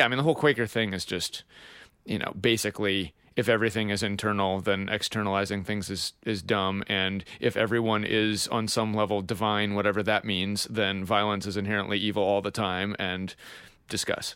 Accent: Pennsylvania, United States; I'm unabashedly from Pennsylvania

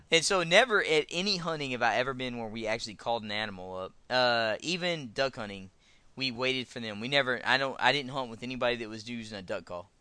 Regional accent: Texas, United States; I'm a Texan, so I live, uh, fairly close to the, uh, the Red River

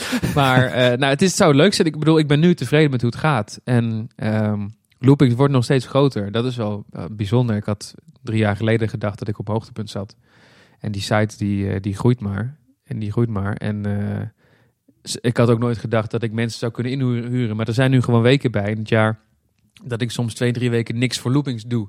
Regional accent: Breda, North Brabant, Netherlands; moved away; Ik kom zelf oorspronkelijk uit Breda. Ik ben er inmiddels weg, maar dat ligt dicht bij de Efteling. Dus wij gingen vroeger heel vaak naar de Efteling

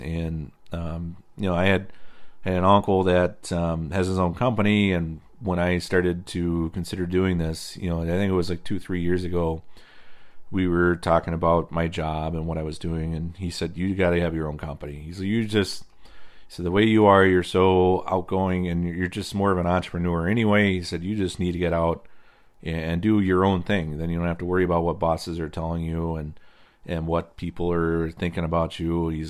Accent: Indiana, United States; now in Wisconsin, United States; So I came from Indiana, where the low spots are always the wet spots. In Wisconsin, the side hills are the wet spots.

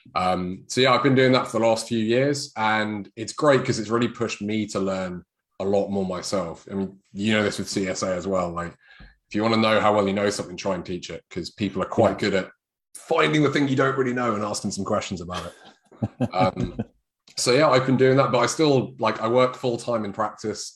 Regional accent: United Kingdom; this is being British.

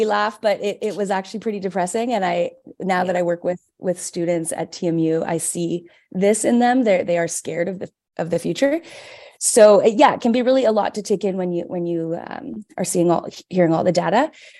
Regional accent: Vancouver, British Columbia, Canada; now in Toronto, Canada; my local college where I grew up in Vancouver

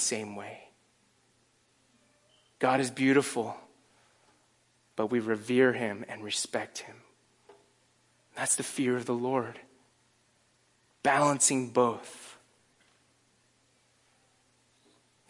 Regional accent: Northeast, United States; moved away; I'm from the Northeast

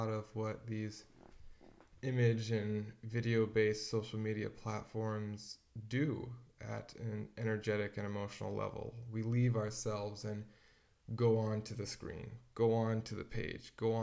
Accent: Washington, United States; growing up in Washington

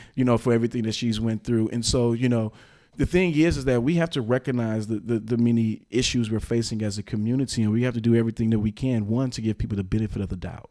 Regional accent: Milwaukee, Wisconsin, United States; I've been born and raised here in the city of Milwaukee, Milwaukee County

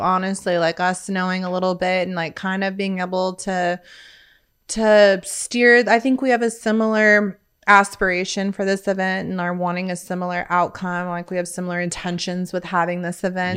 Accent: Bakersfield, California, United States; moved away as an adult; now in Midland, United States; Born and raised, uh, Midland, California, Bakersfield

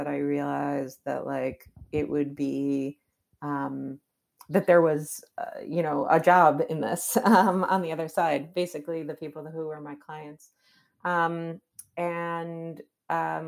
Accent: Chicago, Illinois, United States; now in New York City, United States; I'm from Chicago. I grew up in downtown Chicago.

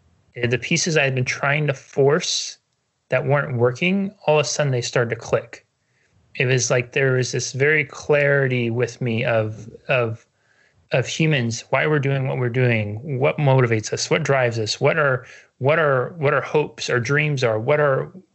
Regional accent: Northern California, United States; moved away; I grew up in Northern California, and it has the big redwood trees

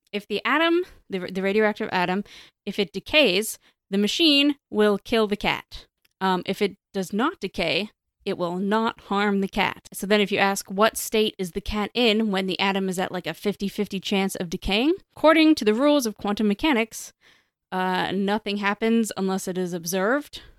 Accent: Canada

